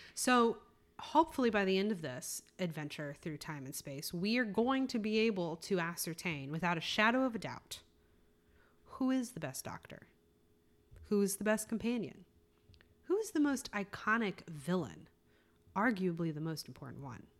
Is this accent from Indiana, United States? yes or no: no; South Carolina, United States; moved away as an adult; I grew up in South Carolina